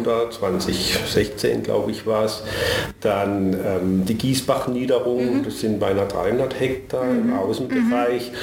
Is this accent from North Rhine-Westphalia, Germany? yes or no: no; Karlsruhe, Baden-Württemberg, Germany; Ich bin tatsächlich gebürtig in Karlsruhe. Das heißt schon bald 60 Jahre hier.